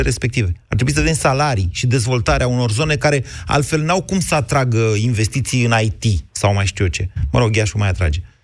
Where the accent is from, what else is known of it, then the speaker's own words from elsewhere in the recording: Drobeta-Turnu Severin, Mehedinți County, Romania; now in Bucharest, Romania; sunt de la Severin, dar trăiesc în București